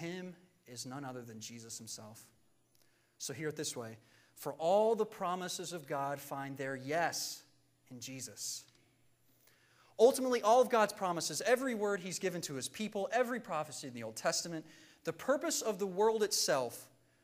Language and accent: English; Virginia, United States; Growing up in Virginia, we had a decent-sized yard